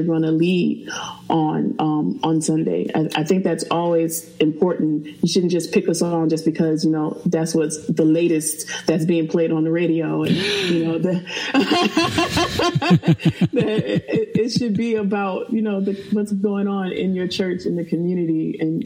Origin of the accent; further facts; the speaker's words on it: Fredericksburg, Virginia, United States; I'm from Fredericksburg, Virginia